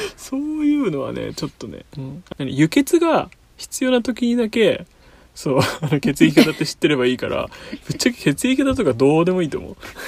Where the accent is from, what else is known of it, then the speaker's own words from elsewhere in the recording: Kanagawa, Japan; 僕は、えっと、神奈川県で、えっと、湘南育ちです